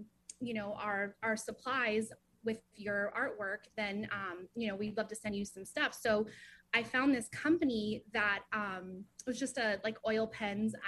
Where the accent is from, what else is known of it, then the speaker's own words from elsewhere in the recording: Ventura County, California, United States; moved away as an adult; now in North Hollywood, United States; I grew up actually in Ventura County